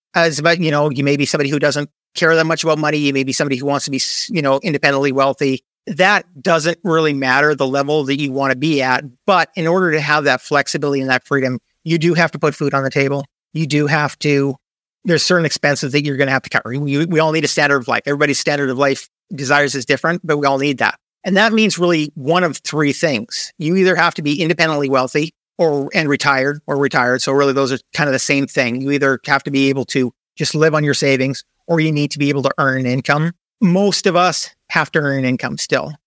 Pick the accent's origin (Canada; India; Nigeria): Canada; moved away as an adult; also born or lived in United States; now in Panama; I'm originally a Canadian, so I moved a little bit south to move to the U S